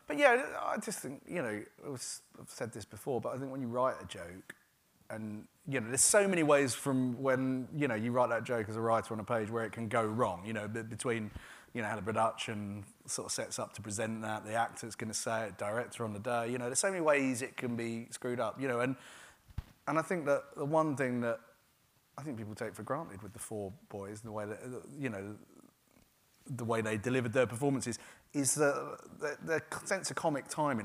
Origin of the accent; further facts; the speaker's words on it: Gravesend, South East England, United Kingdom; I grew up in a town called Gravesend, which is a river town, and it's quite deprived.